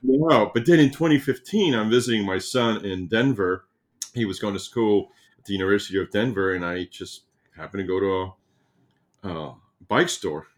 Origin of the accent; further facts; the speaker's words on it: Cuba; moved away; I'm from Cuba